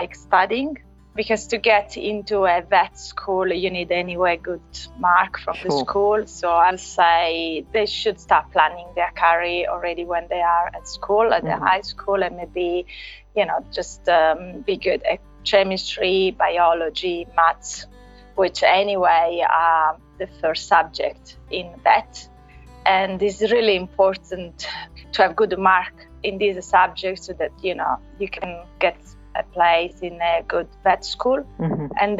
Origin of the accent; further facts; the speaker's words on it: Italy; English is a second language; I'm from Italy originally.